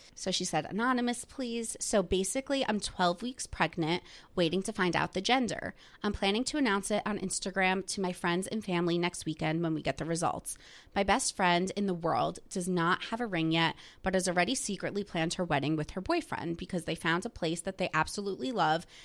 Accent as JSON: {"language": "English", "region": "New Jersey", "country": "United States", "tie": "born or raised there", "said": "my town that I grew up in in New Jersey is where some of the housewives live"}